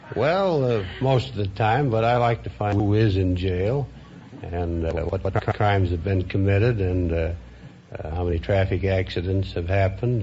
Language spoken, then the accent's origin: English; Minnesota, United States; I was born in Minnesota